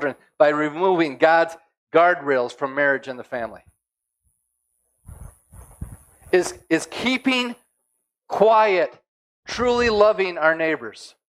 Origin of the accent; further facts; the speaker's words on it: United States; As an American, a Christian living in America